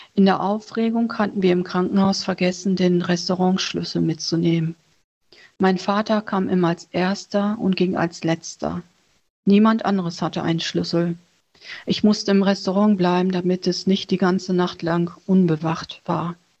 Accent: Germany; born or raised there; also born or lived in Vietnam

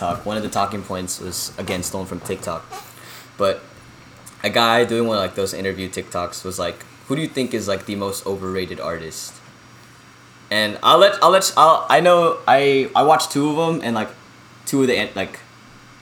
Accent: North Texas, United States; we're from North Texas

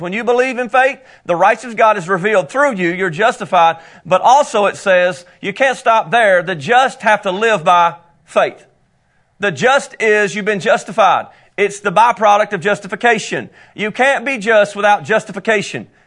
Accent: United States; accent: country; my country accent

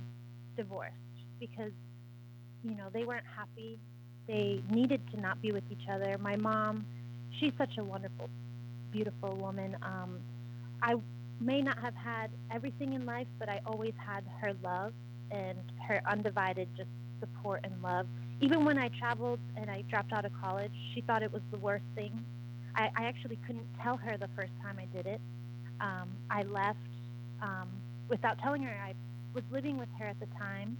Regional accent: East Coast, United States; moved away as an adult; also born or lived in Rhode Island / Mount Shasta, California; growing up in the East Coast

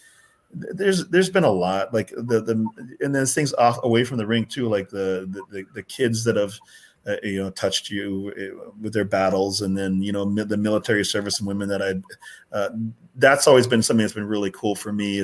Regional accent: Winnipeg, Manitoba, Canada; moved away; also born or lived in Jamaica / North Dakota; We were in Winnipeg, I consider myself my hometown. Again, I wasn't born there, but it was my hometown.

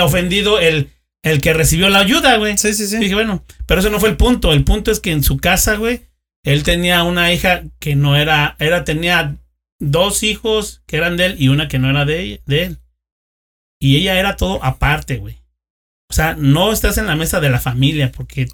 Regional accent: Querétaro, Mexico; yo soy de Lomas de Casablanca

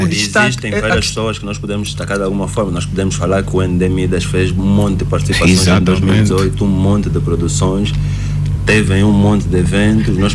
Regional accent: Luanda, Luanda Province, Angola; Eu okay. sou de Luanda

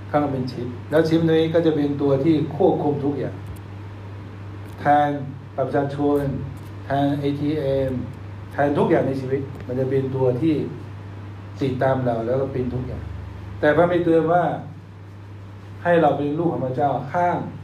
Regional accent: China; ตอนเด็กๆผมเปิดหน้าต่างอยู่ประเทศจีนก็เห็นหิมะเต็ม

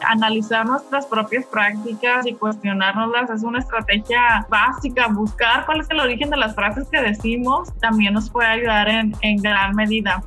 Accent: Mexico; Que somos mexicanos

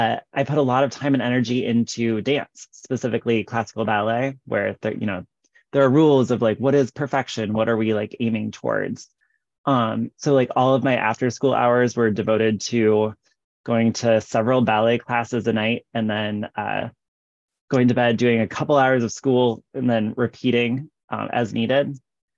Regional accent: West Des Moines, Iowa, United States; moved away as an adult; also born or lived in Philadelphia / Japan; now in Iowa City, United States; I'm actually from West Des Moines, which is west of Des Moines, the capital of Iowa. So my family's all here.

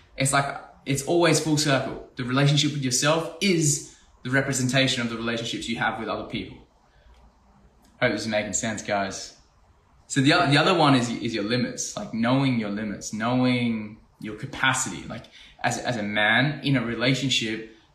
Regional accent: Australia; I'm from Australia.

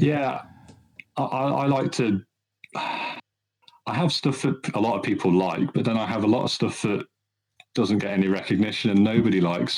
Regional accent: Midlands, United Kingdom; I'm from the Midlands, so uh, I live in a, uh-huh. in a in a county town

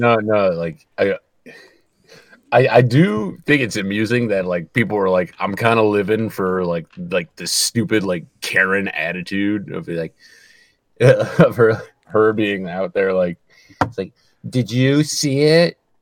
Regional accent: Michigan, United States; I'm from Michigan

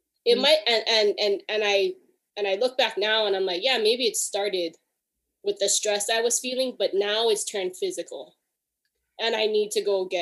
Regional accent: Hawaii, United States; now in Alameda, United States; I'm originally from Hawaii. I currently live in Alameda, California

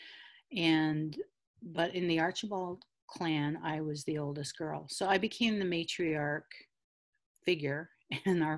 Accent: Taykwa Tagamou Nation, north of Cochrane, Ontario, Canada; I'm from Tequotagamo Nation, and we were historically called New Post First Nation or New Post Band, based upon where our treaty was signed, which is near the New Post of Hudson's Bay Company. And so we were from that area, which is north of Cochrane.

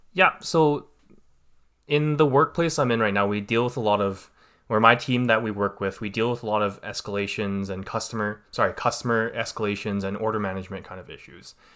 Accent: Vancouver, British Columbia, Canada; I was born and raised here in Canada. uh, part of the Greater Vancouver area

